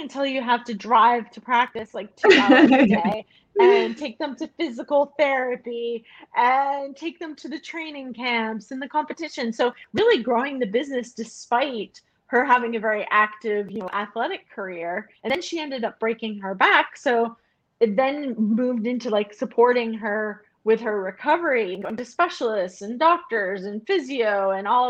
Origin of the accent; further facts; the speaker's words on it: United States; moved away as an adult; I'm American